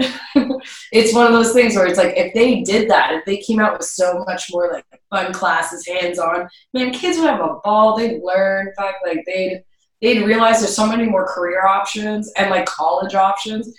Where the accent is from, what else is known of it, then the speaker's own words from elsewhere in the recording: Canada; also born or lived in Montreal; I'm a Canadian